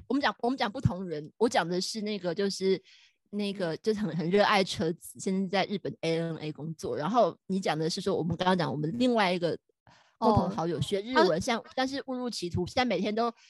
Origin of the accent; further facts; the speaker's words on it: Taiwan; 我其实我不是我是台湾人